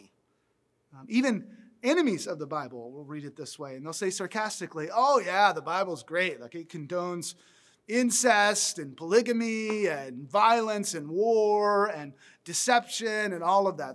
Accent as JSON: {"language": "English", "region": "the South", "country": "United States", "tie": "born or raised there", "said": "I grew up in the South where we ate biscuits a lot"}